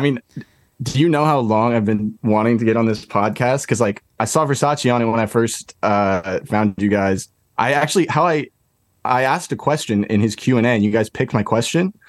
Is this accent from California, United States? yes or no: yes; California, United States; now in Brooklyn, United States; I'm from California originally, but I live in Brooklyn now.